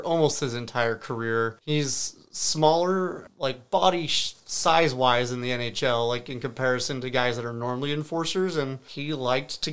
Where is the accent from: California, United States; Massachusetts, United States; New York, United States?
California, United States; Southern; I grew up in Southern California